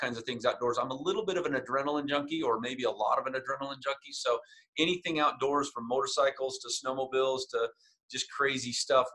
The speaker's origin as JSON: {"language": "English", "town": "Layton", "region": "Utah", "country": "United States", "tie": "born or raised there", "said": "I grew up in a town called Layton, Utah. So here in Utah, it was a farm town, grew up out on the farm."}